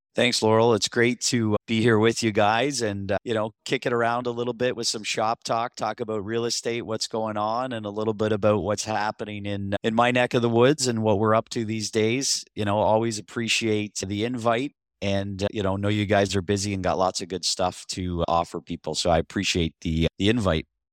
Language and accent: English; Niagara region, Ontario, Canada; also born or lived in St. Catharines, Ontario; I'm from the Niagara region. I live in Thorold now. I previously lived in Saint Catharines.